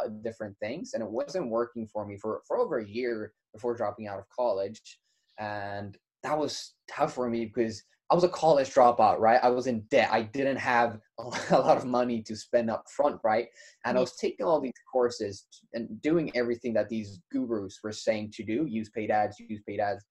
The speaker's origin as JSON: {"language": "English", "country": "Sweden", "also_born_or_lived": "United States", "moved": "as an adult", "said": "I'm from Sweden."}